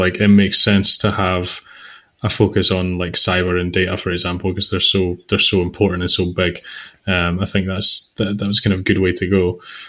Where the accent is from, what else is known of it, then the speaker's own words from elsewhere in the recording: Scotland, United Kingdom; Yeah, that's just being Scottish, yeah, or indeed kind of, yeah, you've nailed it there. I think it's just the way we are.